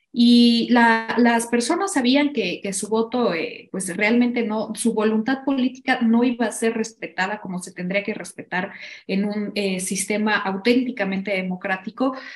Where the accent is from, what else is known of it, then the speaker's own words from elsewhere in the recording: Mexico; hemos generado como sociedad mexicana